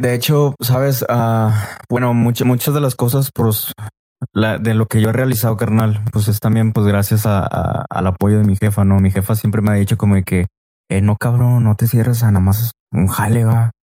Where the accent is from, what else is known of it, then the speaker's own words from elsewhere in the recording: Río Bravo, Tamaulipas, Mexico; also born or lived in Reynosa, Tamaulipas / Ciudad Mante, Tamaulipas; soy de Reynosa pero pues yo siempre he dicho va, de que no, pues yo soy de Río Bravo, pero sí, yo estoy viviendo ahora sí que también la mitad de mi vida en, en, El Mante, allá